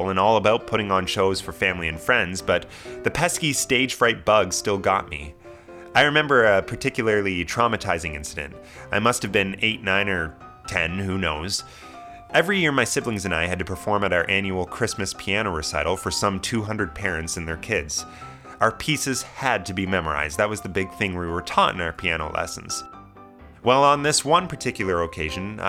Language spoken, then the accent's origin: English; Kingston, Ontario, Canada; my hometown of Kingston